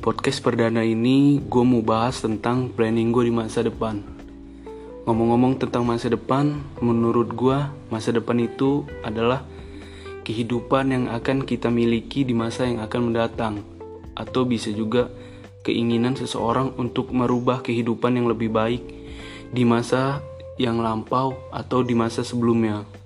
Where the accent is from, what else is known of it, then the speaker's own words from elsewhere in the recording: Bandar Lampung, Lampung, Indonesia; asal gue dari Bandar Lampung